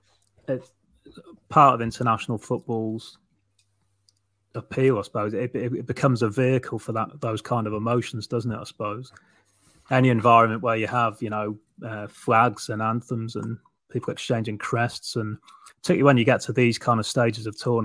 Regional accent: England, United Kingdom; I speak as an English person

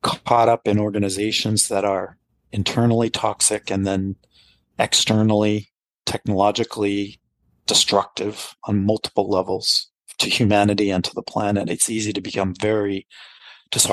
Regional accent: United States; as a American

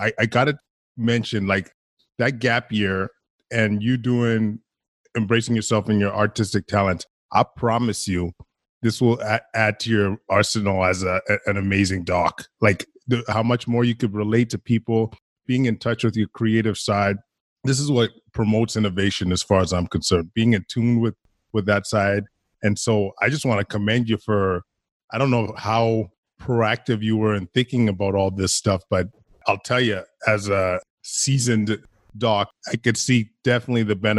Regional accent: Alberta, Canada; I grew up in Alberta

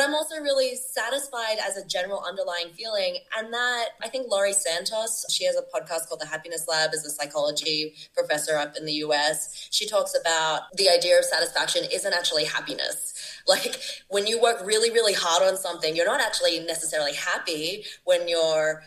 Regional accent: Brisbane, Queensland, Australia; moved away as an adult; also born or lived in Sydney, Australia; now in Bogota, Colombia; I have a really strong foundation back home in Australia, both in my hometown of Brisbane and where I've been living for 10 years in Sydney

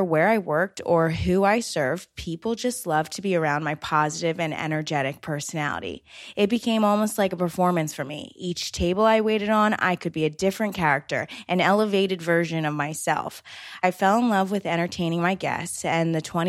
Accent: right outside of Atlantic City, New Jersey, United States; moved away as an adult; now in New York City, United States; I was born and raised right outside of Atlantic City, New Jersey

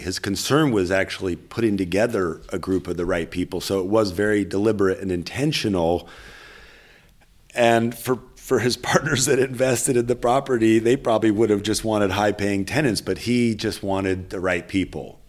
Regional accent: Berkeley, California, United States; growing up in Berkeley with hippie mom

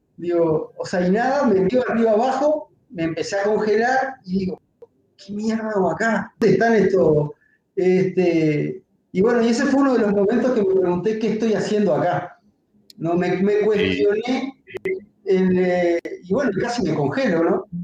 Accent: Uruguay; yo en mi país

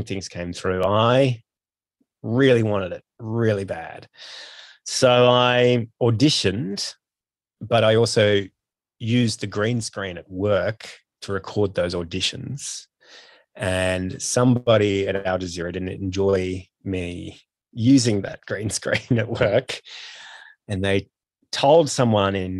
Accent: Australia; born or raised there; moved away as an adult

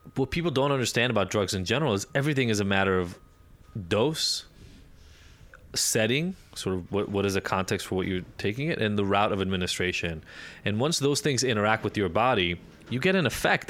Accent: Israel; moved away; also born or lived in Chicago, United States; growing up in Israel

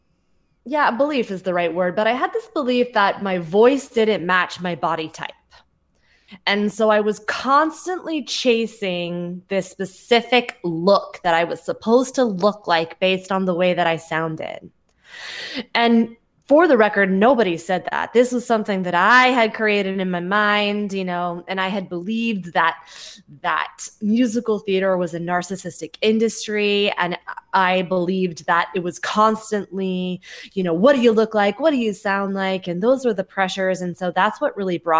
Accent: Mountain View, California, United States; moved away as an adult; now in New York, United States; I grew up in the Mountain View area

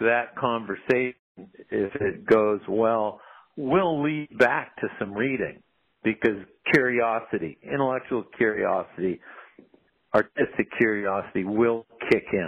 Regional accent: New Hampshire, United States; I grew up in New Hampshire

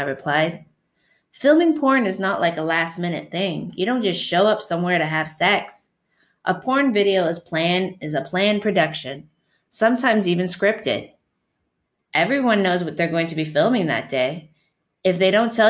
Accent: Canada; also born or lived in Windsor, Ontario; I'm from Canada.

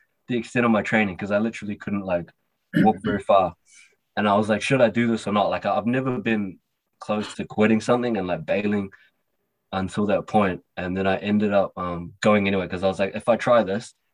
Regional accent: New Zealand; So, I was born in New Zealand. I'm a Kiwi Cantonese young man

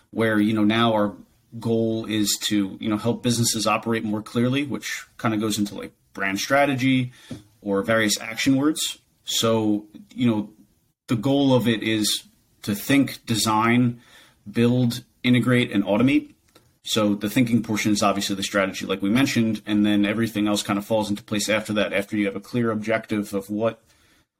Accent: New Jersey, United States; I was born and raised in New Jersey.

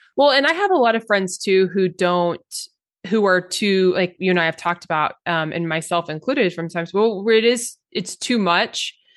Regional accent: Oklahoma, United States; I grew up in Oklahoma

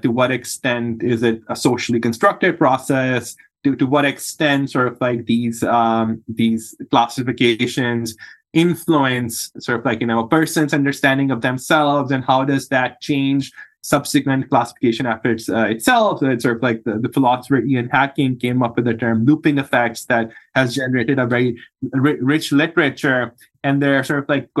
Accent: Pakistan; moved away as an adult; now in United States; I'm from Pakistan originally. That's where I was born and grew up, and I did my medical school

